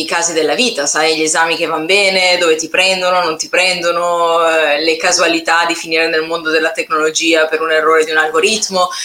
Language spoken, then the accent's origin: Italian; Milan, Lombardy, Italy; moved away as an adult; della mia città natale, che poi è Milano